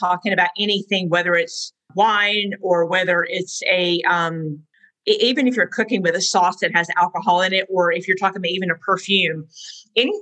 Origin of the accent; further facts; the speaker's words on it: the South, United States; I'm a Southerner